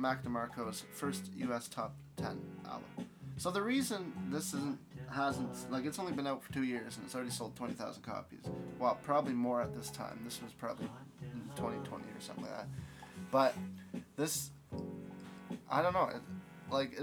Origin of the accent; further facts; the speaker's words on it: Canada; We're fucking Canadian out here